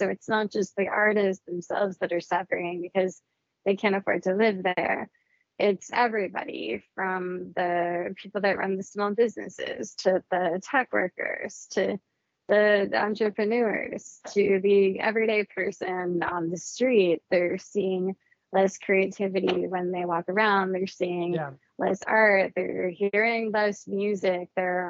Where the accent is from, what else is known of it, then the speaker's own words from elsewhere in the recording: Fort Lauderdale, Florida, United States; also born or lived in Miami; I grew up in the South Florida area. I was born in Miami, and then we were hit by Hurricane Andrew, and then we moved to the suburbs of Fort Lauderdale.